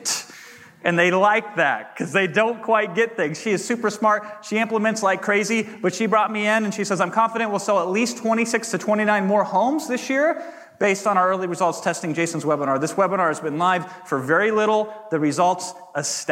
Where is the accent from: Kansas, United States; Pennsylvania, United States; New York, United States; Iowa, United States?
Iowa, United States; a small town Iowa boy